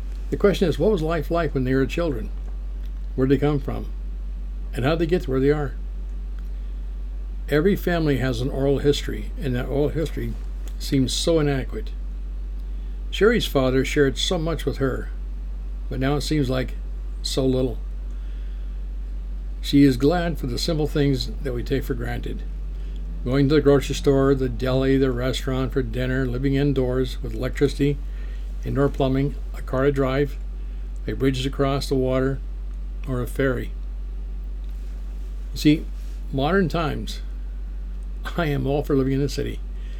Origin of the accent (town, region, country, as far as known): United States